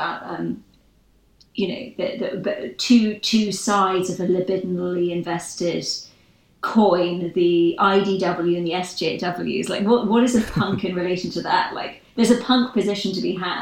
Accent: Northern Ireland, United Kingdom; I'm from Northern Ireland

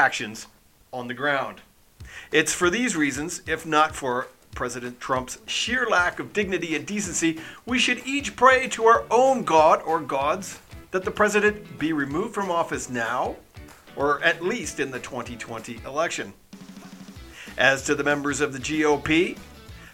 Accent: Canada; As a Canadian

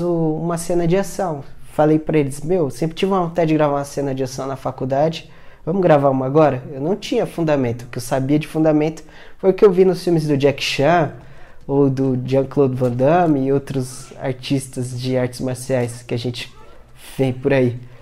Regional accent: São Paulo, Brazil; eu sou da Zona Sul de São Paulo

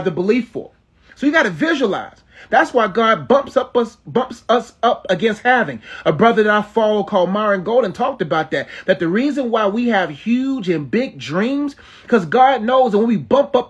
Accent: Nigeria; I'm Nigerian

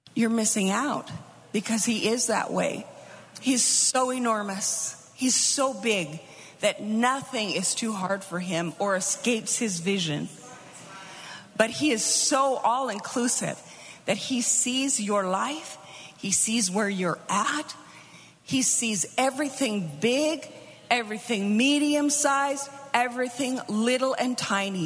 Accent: United States; moved away; also born or lived in Melbourne; we're we're little American kids. We understand American

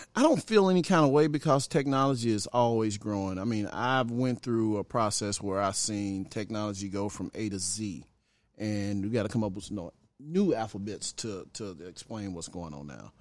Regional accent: Pine Bluff, Arkansas, United States; also born or lived in Chicago, Illinois; my mom was from Arkansas, so we went back from Chicago to Arkansas, Chicago to Arkansas till we finally ended up in Arkansas

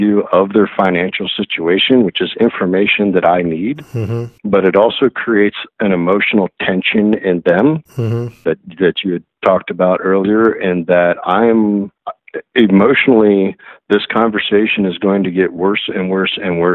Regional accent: Arkansas, United States; I grew up in Arkansas

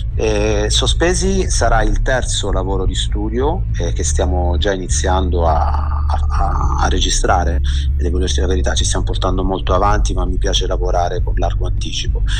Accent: Brindisi, Apulia, Italy; now in Genoa, Italy; io vivo a Genova dal 2000 ma sono nato e cresciuto a Brindisi in Puglia

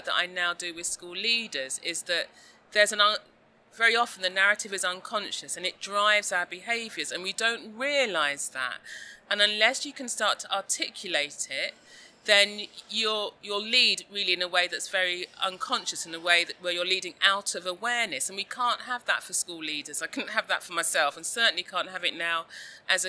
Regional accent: London, United Kingdom; a young girl growing up in South London in the 1970s

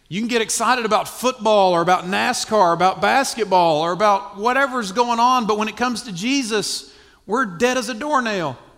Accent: South Carolina, United States; I'm from South Carolina. I'm slow.

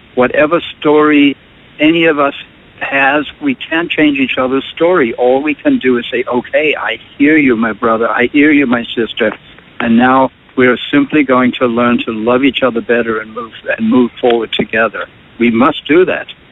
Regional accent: South Africa; moved away as an adult; now in United States; I grew up in South Africa, which is a phenomenal place to grow up

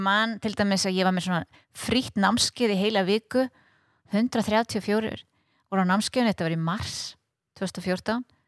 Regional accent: Iceland; að vera frá Íslandi

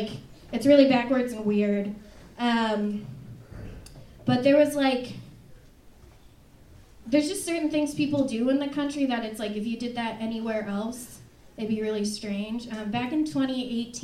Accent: Fort Dodge, Iowa, United States; moved away; I love growing up in Iowa

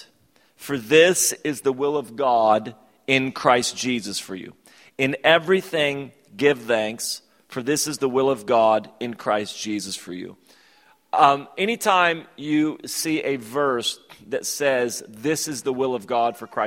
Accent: United States; also born or lived in Sacramento; I was from America

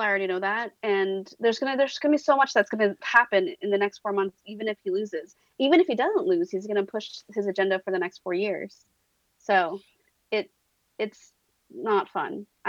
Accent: Turlock, California, United States; He's from my hometown, guys. I don't know if you guys know that. He's like from Turlock, which is adjacent to Modesto.

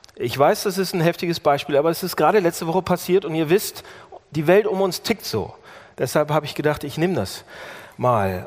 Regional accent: Germany; als Deutscher

